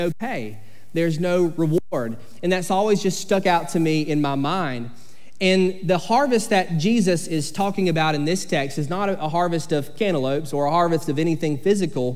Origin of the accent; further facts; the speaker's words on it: Sycamore, Georgia, United States; I grew up in Sycamore, Georgia, and when you grow up in a small town in South Georgia called Sycamore